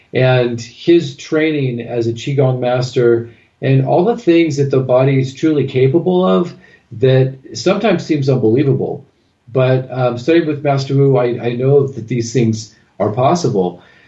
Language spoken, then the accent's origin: English; Southern California, United States; I'm originally from Southern California, and then I moved to Northern California